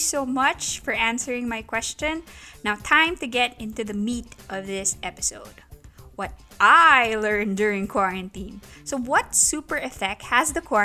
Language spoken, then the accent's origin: English; Saipan, Northern Mariana Islands; I grew up in Saipan, which is this really quaint island in the Pacific